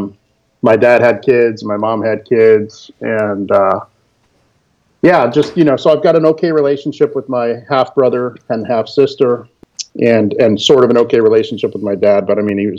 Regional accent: Florida, United States; born or raised there; also born or lived in Cleveland, Ohio

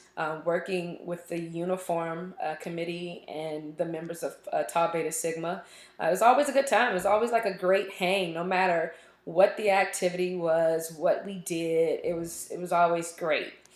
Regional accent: Richmond, Virginia, United States; moved away as an adult; also born or lived in Auburn, Alabama; now in Austin, United States; I am from Richmond, Virginia, born and raised, all my school there, everything. So that is home

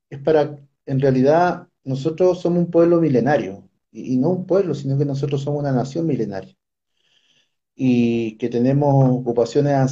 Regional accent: Atacameño, Antofagasta, Chile; first language Kunza; also born or lived in Toconao, Chile; yo los acabo de saludar en, mi lengua materna, que es la lengua cunza, que es la lengua de nosotros los atacameños.

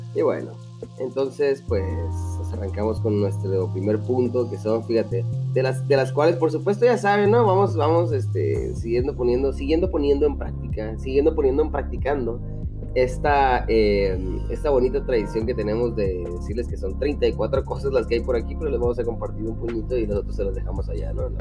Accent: northern Mexico, Mexico; 100% Mexican

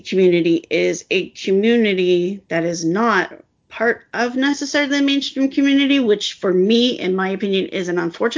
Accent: United States; I'm American

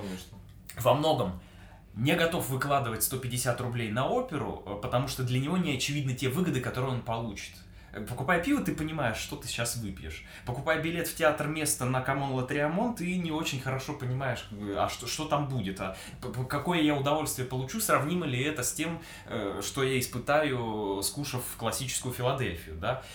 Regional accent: Omsk, Omsk Oblast, Russia; also born or lived in Saint Petersburg; now in Yekaterinburg, Russia; Родился я в Омске, и в паспорте записан именно этот э, русский город

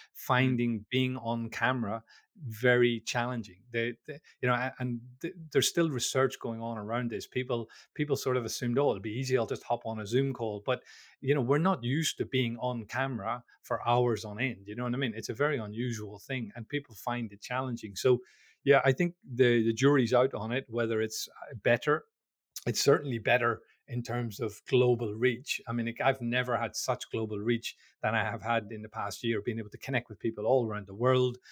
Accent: Belfast, Northern Ireland, United Kingdom; I'm from, I'm from Belfast in Northern Ireland

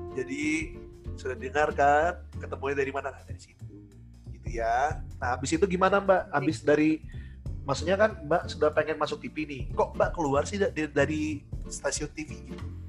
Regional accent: Samarinda, East Kalimantan, Indonesia; moved away; satu SMA juga kan di di Samarinda

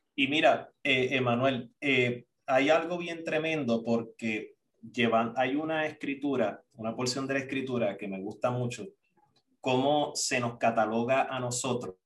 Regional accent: Puerto Rico; moved away as an adult; also born or lived in Costa Rica; cuando salí de Puerto Rico, recuerdo para allá, para el 2006

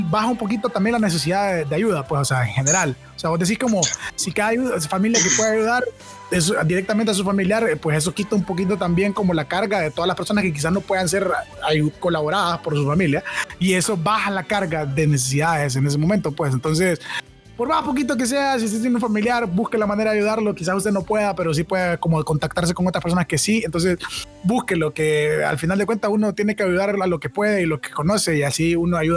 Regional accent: Honduras; Como pueblo catracho.

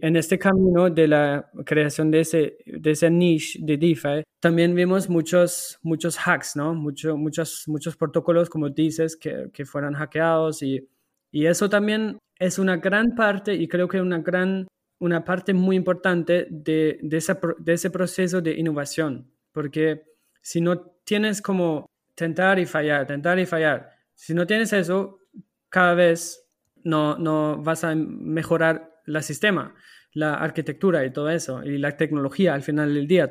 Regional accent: Germany; Spanish is a second language; now in Portugal; yo soy alemán

